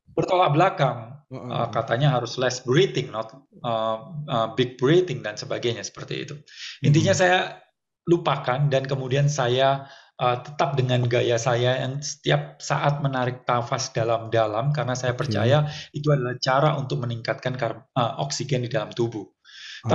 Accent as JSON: {"language": "Indonesian", "town": "Surabaya", "region": "East Java", "country": "Indonesia", "tie": "born or raised there", "also_born_or_lived": "Jakarta / Bali", "moved": "yes", "said": "Di Surabaya lahirnya"}